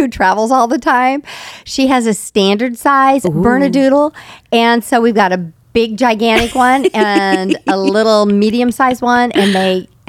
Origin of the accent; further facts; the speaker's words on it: Colorado, United States; moved away as an adult; also born or lived in California; now in Indianapolis, United States; I was born and raised in Colorado.